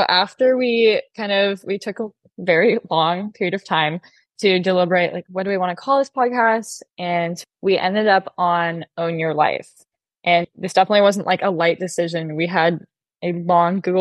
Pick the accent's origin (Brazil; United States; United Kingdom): United States; Corvallis, Oregon; I grew up in Corvallis, Oregon